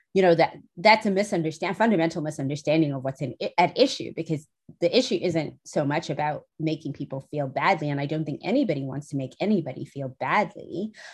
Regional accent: South Africa; moved away as an adult; also born or lived in United Kingdom; now in New Hampshire, United States; I'm originally from South Africa

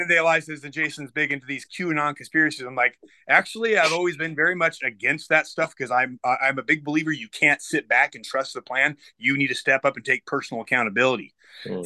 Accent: Utah, United States; moved away; also born or lived in Florida; I grew up here

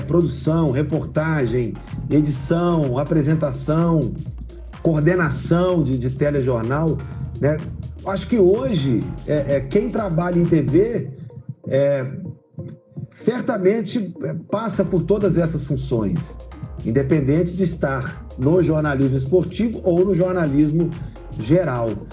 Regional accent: Viçosa, Minas Gerais, Brazil; moved away as an adult; also born or lived in Uberlândia / Juiz de Fora; now in Varginha, Brazil; Pontapé, pontapé inicial foi dado na minha terrinha, né, em Viçosa.

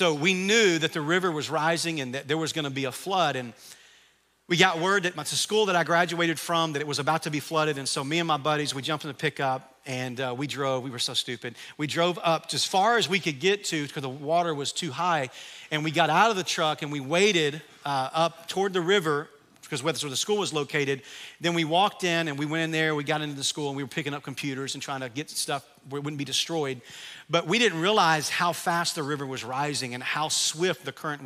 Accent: Camden, Arkansas, United States; I grew up in Camden, Arkansas.

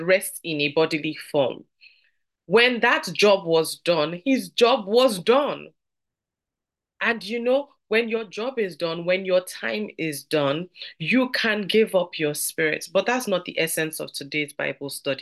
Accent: Nigeria; I'm from Nigeria, and in our parlance, we'll say they would gist

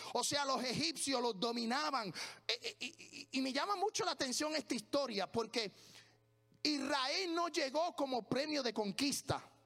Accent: Puerto Rico; moved away as an adult; now in United States; Lo único que a mí no se me olvida de mi tierra

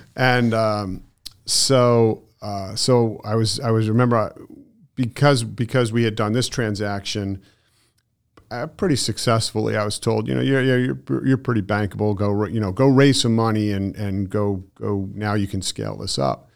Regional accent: Connecticut, United States; moved away as an adult; now in Southwest Florida, United States; I come from Connecticut, so I've been there my whole life

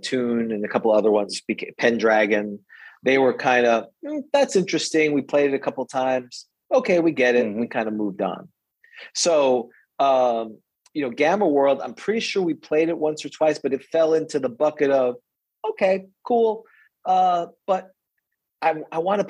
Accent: New York City, New York, United States; also born or lived in St. Pete Beach, Florida; now in Florida, United States; I grew up in New York City

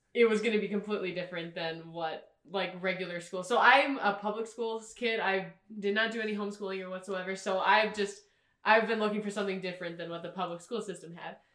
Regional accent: Alexandria, Minnesota, United States; moved away; I'm from Alexandria, Minnesota.

